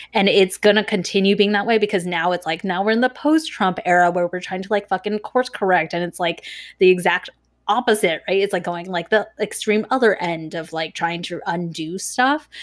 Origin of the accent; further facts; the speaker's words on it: Irvine, California, United States; when we were growing up in Irvine